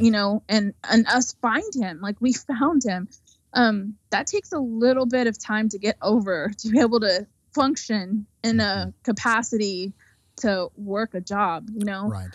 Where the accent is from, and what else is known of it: United States